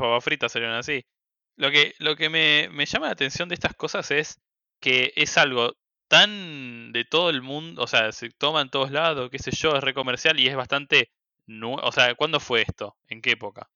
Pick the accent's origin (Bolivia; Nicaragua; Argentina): Argentina; somos Argentina